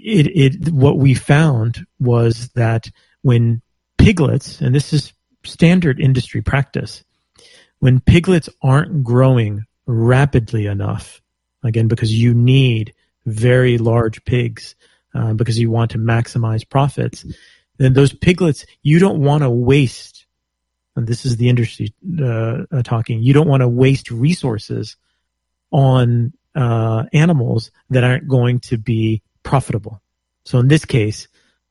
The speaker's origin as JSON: {"language": "English", "region": "Texas", "country": "United States", "tie": "born or raised there", "said": "I'm from Texas. I was born and raised in Texas"}